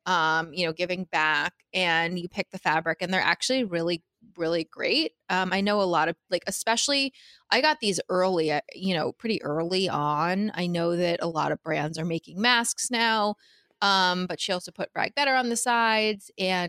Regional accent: Washington, District of Columbia, United States; I am from Washington, D.C., which has a lot of really amazing Black-owned businesses, and particularly in fashion.

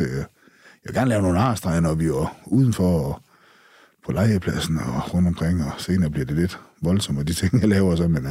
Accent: Skagen, North Denmark Region, Denmark; Jeg er født og opvokset i Skagen

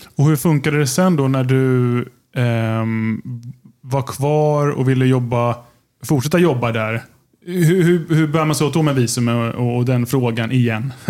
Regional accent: Sweden; now in United States; som svensk

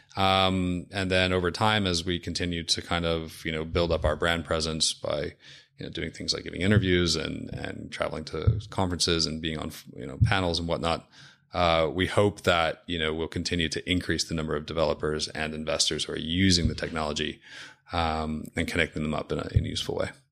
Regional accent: Seattle, Washington, United States; I'm from Seattle. Uh, grew up, um, in the Seattle area

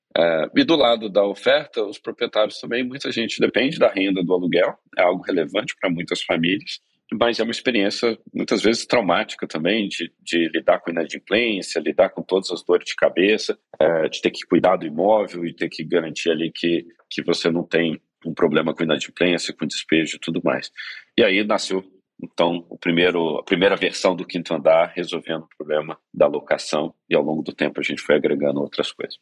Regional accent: Belo Horizonte, Minas Gerais, Brazil; moved away as an adult; now in São Paulo, Brazil; cresci em Belo Horizonte. Nos últimos 15 anos aí moro em São Paulo.

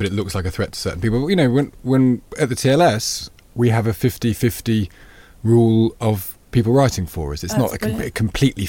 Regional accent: Leicester, East Midlands, United Kingdom; I come from Leicester

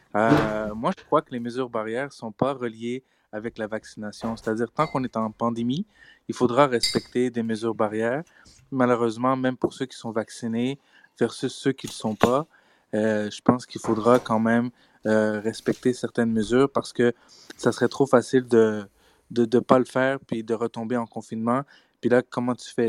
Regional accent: Quebec, Canada; je suis du Québec

